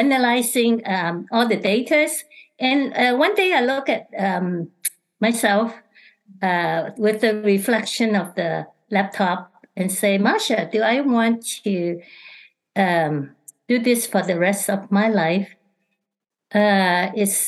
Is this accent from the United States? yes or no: no; Hong Kong; moved away; I'm originally from Hong Kong